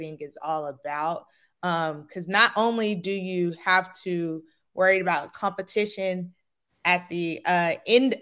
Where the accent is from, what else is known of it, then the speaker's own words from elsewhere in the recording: Gulfport, Mississippi, United States; moved away as an adult; now in Tallahassee, United States; I'm from Gulfport, Mississippi. So I born and raised in the SWAC